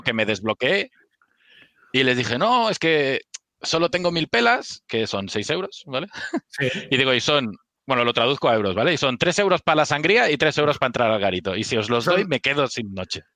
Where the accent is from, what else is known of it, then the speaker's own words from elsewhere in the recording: Barcelona, Catalonia, Spain; yo soy nacido y criado en Sarriá, que es zona, zona un poco así pijilla